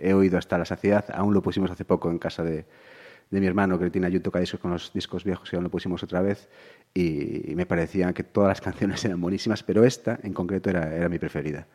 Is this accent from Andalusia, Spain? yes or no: no; Ribadeo, Galicia, Spain; also born or lived in Vigo / Ferrol / Santiago de Compostela; now in Pontevedra, Spain; Ribadeo fue donde me, donde me hice mayor, donde me hice persona